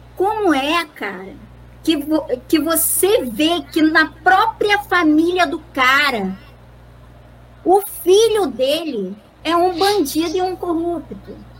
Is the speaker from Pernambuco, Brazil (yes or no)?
no; Rio de Janeiro, Brazil; nós que somos do Rio de Janeiro